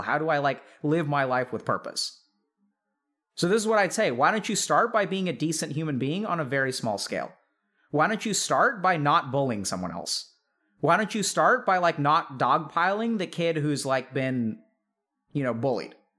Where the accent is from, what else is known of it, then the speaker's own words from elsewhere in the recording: Texas, United States; growing up in Texas